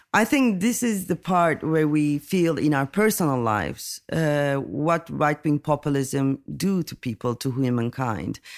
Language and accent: English; Turkey; I'm coming from Turkey